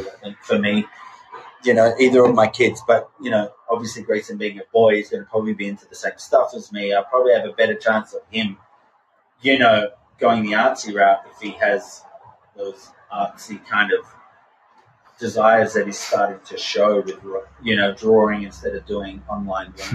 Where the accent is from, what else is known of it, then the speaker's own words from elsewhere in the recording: Australia; moved away as an adult; now in Southern California, United States; I'm an Australian soul living in America.